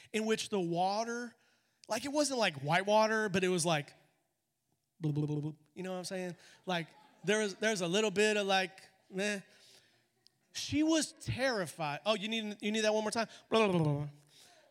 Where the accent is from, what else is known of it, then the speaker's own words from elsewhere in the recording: Colorado, United States; moved away as an adult; I'm originally from Colorado